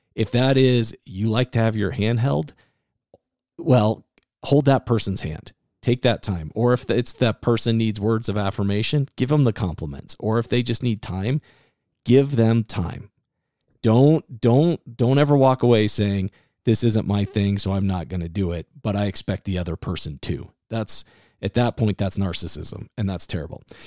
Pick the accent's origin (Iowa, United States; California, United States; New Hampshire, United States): Iowa, United States; growing up in Iowa